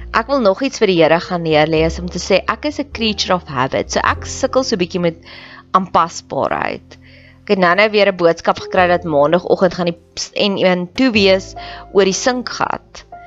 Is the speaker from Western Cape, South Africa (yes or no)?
no; Welkom, Free State, South Africa; Ek het in Welkom groot geword